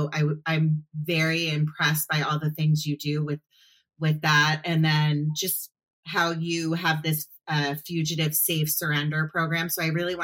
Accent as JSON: {"language": "English", "town": "Potomac", "region": "Maryland", "country": "United States", "tie": "born or raised there", "said": "I grew up in Potomac, Maryland, which is outside of DC"}